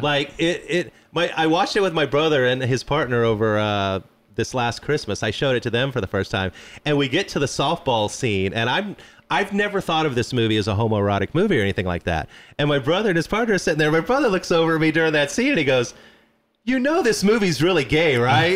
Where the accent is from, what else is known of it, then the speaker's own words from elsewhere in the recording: Midwest, United States; I grew up in the Midwest